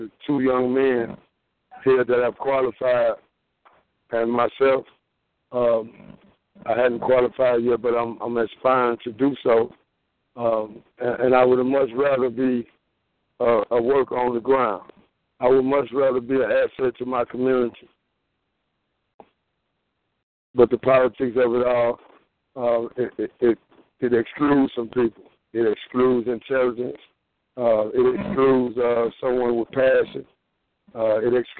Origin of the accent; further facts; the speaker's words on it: Greenwood, United States; I live here. I was born in Greenwood, the Floor Hospital